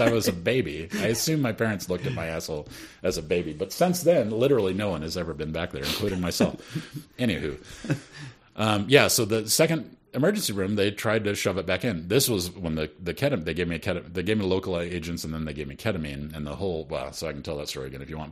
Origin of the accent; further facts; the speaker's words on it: Sioux City, Iowa, United States; also born or lived in Detroit, Michigan; after we moved from Detroit to Sioux City, Iowa